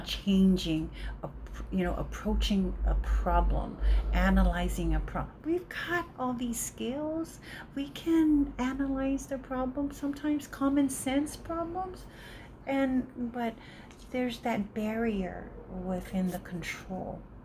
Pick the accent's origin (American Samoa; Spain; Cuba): American Samoa; Leone; moved away; also born or lived in Seattle; I was raised in Leone